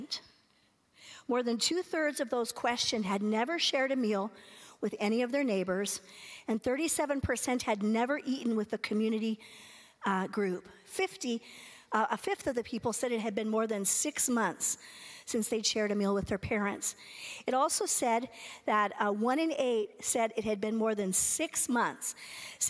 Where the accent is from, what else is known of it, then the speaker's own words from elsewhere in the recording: California, United States; moved away as an adult; I was from California